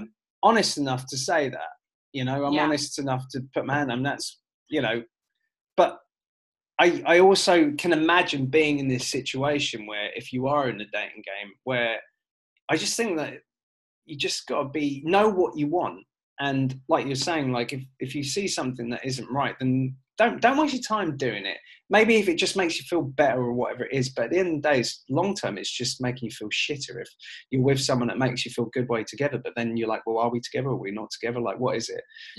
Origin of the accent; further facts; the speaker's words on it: United Kingdom; moved away; as a British person